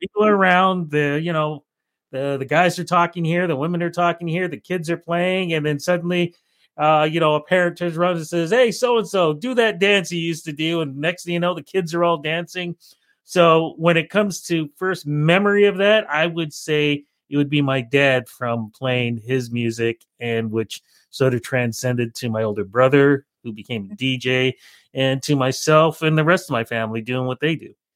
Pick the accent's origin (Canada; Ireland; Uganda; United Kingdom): Canada; Toronto, Ontario; growing up in Toronto